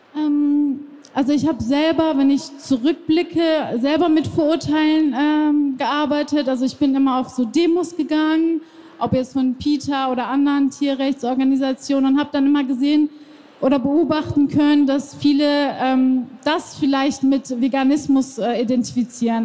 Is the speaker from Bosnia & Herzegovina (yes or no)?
no; Iran; now in Germany; ich bin ja selber äh, im Iran geboren